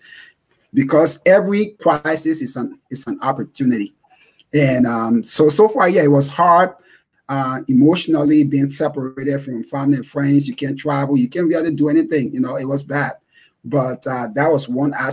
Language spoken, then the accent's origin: English; Liberia; born and raised in Liberia